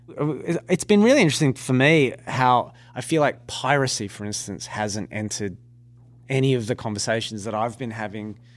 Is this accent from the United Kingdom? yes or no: no; Australia; being an Australian